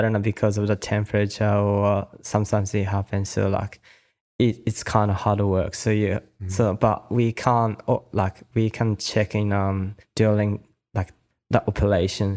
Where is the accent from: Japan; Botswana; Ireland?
Japan; Kanagawa; also born or lived in Australia; my hometown is called Shonan